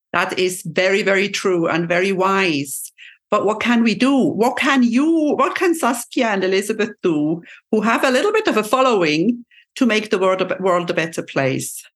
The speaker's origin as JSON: {"language": "English", "country": "Switzerland", "said": "my second mother tongue because I'm from Switzerland, and we have to learn French at a very early age."}